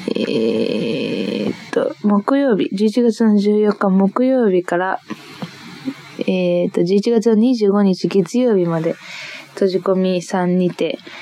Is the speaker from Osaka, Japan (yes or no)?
no; Niigata, Japan; moved away; 新潟出身でして、新潟にずっといたんだけど